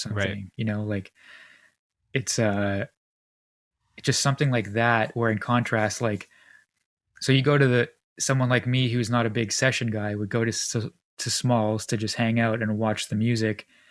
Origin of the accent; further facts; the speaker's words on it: Canada; as a Canadian